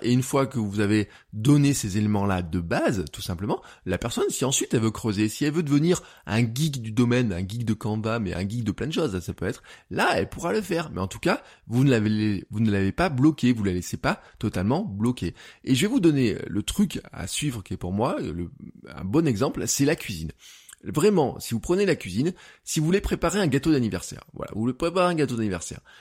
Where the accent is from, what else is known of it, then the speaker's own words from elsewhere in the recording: Auvergne-Rhône-Alpes, France; En tant qu'Auvergnat